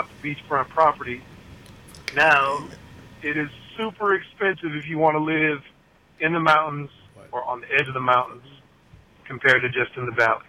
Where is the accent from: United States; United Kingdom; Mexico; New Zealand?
United States; Houston, Texas; also born or lived in Fort Worth; I am from Houston